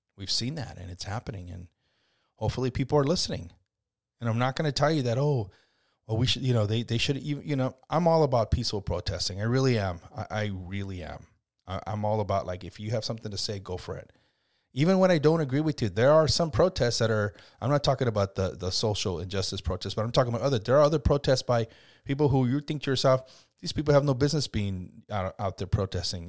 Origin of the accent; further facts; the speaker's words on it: United States; also born or lived in Mexico (family origin); now in Scotts Valley, United States; it's saddened me as an American, even though my family's from Mexico, my family all grew up in, in, uh, you know, Mexico